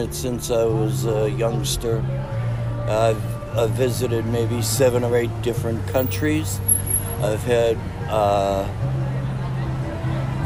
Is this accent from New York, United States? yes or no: no; Cambridge, Massachusetts, United States; I come from Cambridge. It's a very historical, it's very diverse area